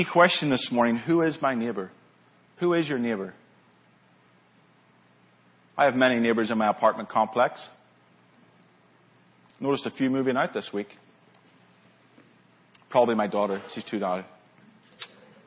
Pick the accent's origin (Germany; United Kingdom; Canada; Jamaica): United Kingdom; Lisburn, Northern Ireland; moved away as an adult; now in California, United States; I'm from Northern Ireland originally. That's where I grew up, Lisburn, Northern Ireland